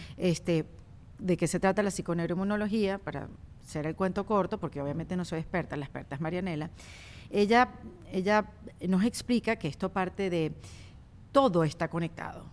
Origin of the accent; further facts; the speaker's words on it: Venezuela; más como venezolanas